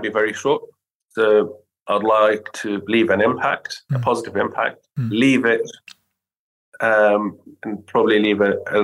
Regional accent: Syria; moved away; I'm from Syria originally

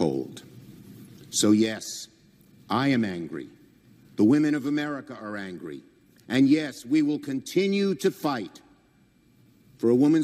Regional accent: New York City, New York, United States; I'm from Brooklyn. We speak in strong language.

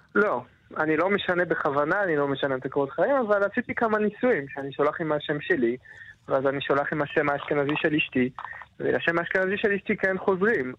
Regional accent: France; Hebrew is a second language; now in Israel; גדלתי בצרפת, וגם אני טוניסאי

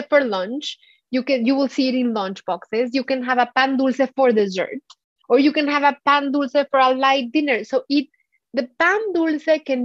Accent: Mexico City, Mexico; English is a second language; moved away as an adult; now in United States; Mealtimes in Mexico, growing up in Mexico City, were always a feast and a gathering

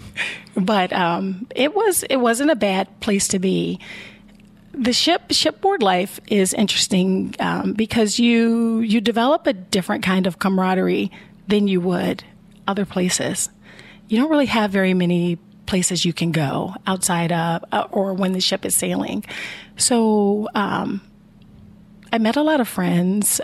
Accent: Chicago, Illinois, United States; moved away as an adult; now in Columbus, United States; I grew up in the in Chicago, Illinois

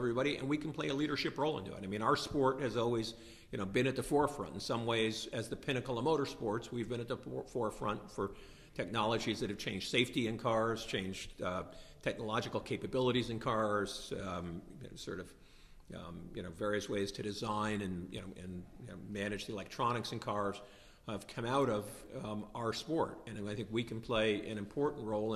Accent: United States; as an American

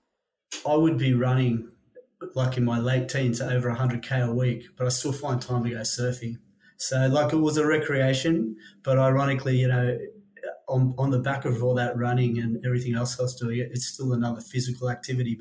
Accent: Sydney, New South Wales, Australia; also born or lived in New Zealand; moved to Australia when I was four, lived on the northern beaches, skipped around a lot, lived around the Warriewood area, and then in my teenage years, lived in DY.

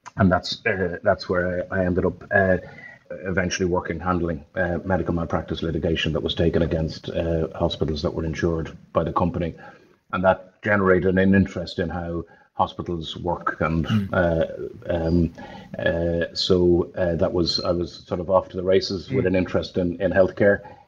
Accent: Dublin, Leinster, Ireland; So I'm a Dub from Raheny. Went to school in St. Paul's in Raheny, left in 1985

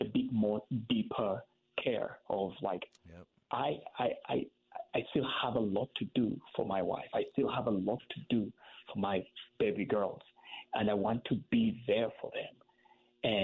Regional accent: Kampala, Central Region, Uganda; moved away; I grew up in Kampala

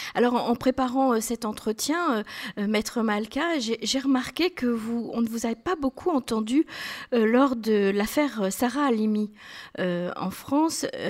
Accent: Israel; chez nous en Israël

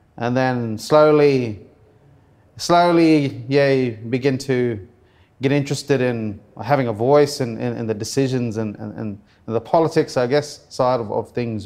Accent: Cairns, Queensland, Australia; After high school, I moved away from Cairns

